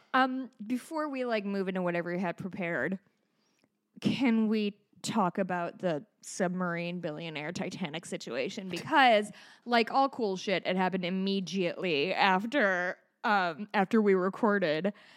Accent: Hawaii, United States; I am a Hawaiian.

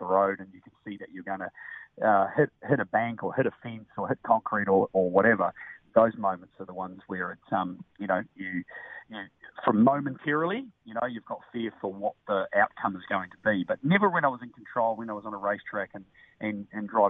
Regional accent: New Zealand; growing up in New Zealand

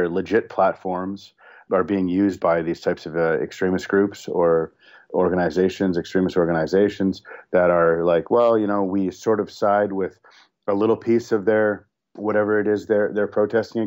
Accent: Toronto, Ontario, Canada; I grew up in Toronto

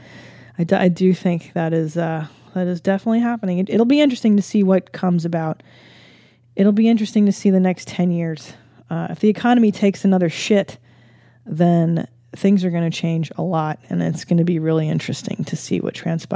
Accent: California, United States; growing up in California

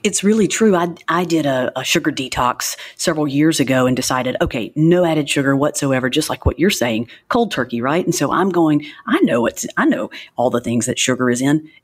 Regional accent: Alabama, United States; moved away as an adult; also born or lived in New Orleans; Little Alabama, Podunk, Alabama, where I came from, which I love my hometown

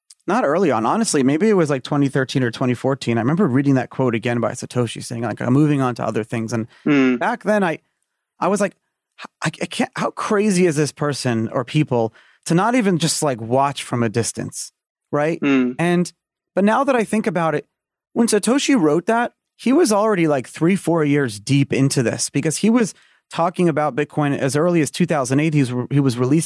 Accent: New York City, New York, United States; I grew up in Brooklyn.

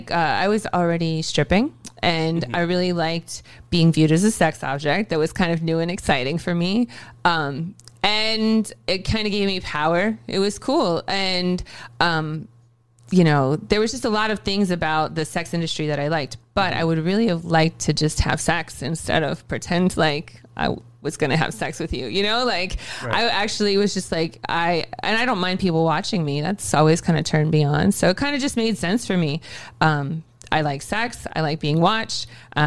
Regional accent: Ohio, United States; I'm originally from Ohio.

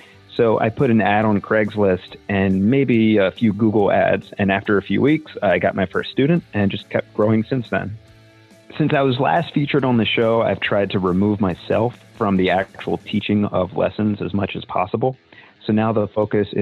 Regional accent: Annapolis, Maryland, United States; I'm from Annapolis, Maryland

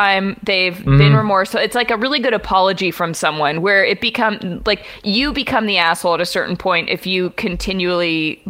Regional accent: Houston, Texas, United States; I was born and raised in Houston, and like many emotionally stunted men, my relationship with my father is 90% based on our local sports teams.

